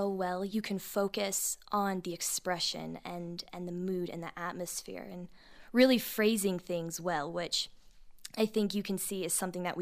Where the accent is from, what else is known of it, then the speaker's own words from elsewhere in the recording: Texas, United States; I grew up in Texas